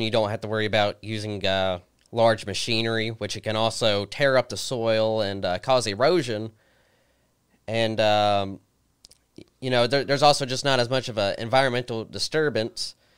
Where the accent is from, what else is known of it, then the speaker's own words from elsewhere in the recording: Christiansburg, Virginia, United States; I was born and raised here in Christiansburg.